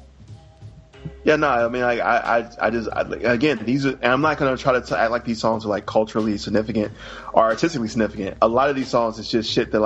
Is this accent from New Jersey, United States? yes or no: no; Alabama, United States; moved away; I'm from Alabama